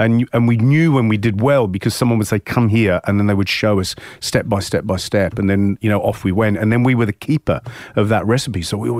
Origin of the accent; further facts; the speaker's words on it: Hayling Island, South East England, United Kingdom; I think we lived a very lucky childhood growing up on Hailing.